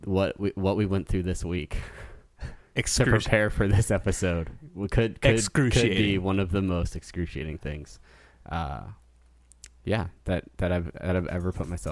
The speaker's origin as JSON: {"language": "English", "region": "California", "country": "United States", "tie": "born or raised there", "said": "So I grew up in Southern California."}